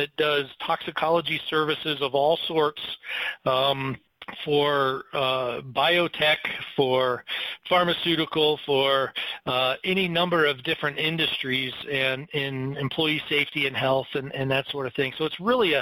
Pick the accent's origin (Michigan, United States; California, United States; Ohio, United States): Michigan, United States; moved away as an adult; also born or lived in Colorado; I came from Michigan